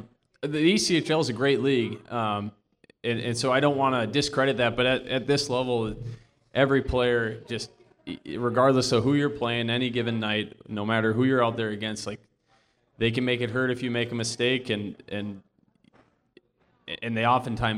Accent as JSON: {"language": "English", "town": "Saint Paul", "region": "Minnesota", "country": "United States", "tie": "born or raised there", "said": "Although I grew up in Minnesota, I grew up a Badger Packer fan"}